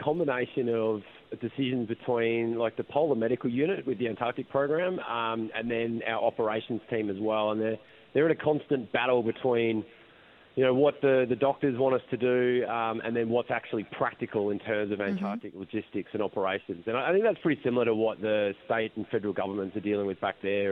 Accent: Melbourne, Victoria, Australia; I'm from Melbourne

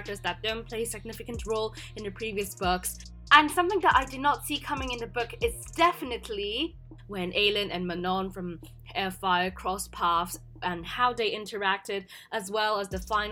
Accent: Hong Kong; now in Los Angeles, United States; I'm from Hong Kong, but I'm currently staying and studying in Los Angeles

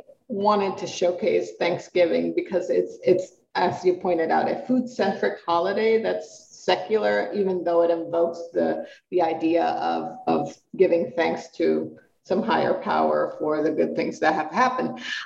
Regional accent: Puerto Rico; first language Spanish; English is a second language; now in Colorado, United States; because I'm Puerto Rican, I'm a migrant. And I moved from Puerto Rico to the United States, but Puerto Rico is a territory of the United States. But I grew up speaking Spanish. I grew up in a tropical climate.

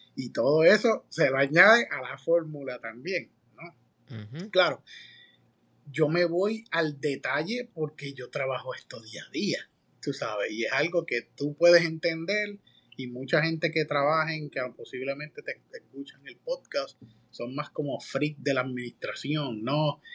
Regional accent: Manatí, Puerto Rico; moved away; yo soy de Manatí, del Campito

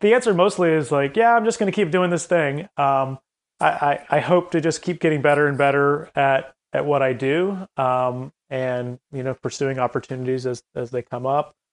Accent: Columbia, South Carolina, United States; moved away as an adult; also born or lived in Chapel Hill, North Carolina; I, I grew up in Columbia, South Carolina

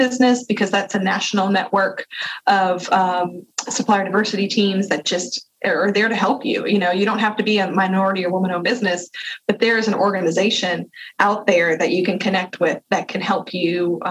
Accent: Louisiana, United States; also born or lived in Mississippi; I'm a Southern Miss grad, even though I'm from Louisiana

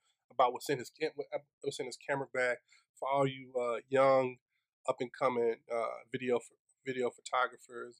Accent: Laurinburg, North Carolina, United States; moved away; I'm from Lawrence, you ain't never heard of it

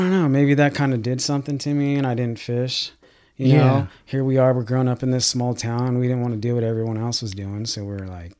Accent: Bishop, California, United States; No, we grew up in Bishop, California.

